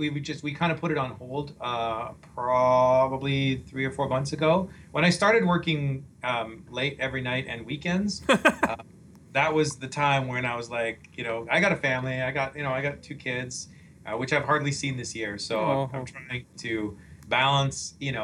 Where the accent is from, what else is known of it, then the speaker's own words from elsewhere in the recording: Canada; moved away; I'm from Canada.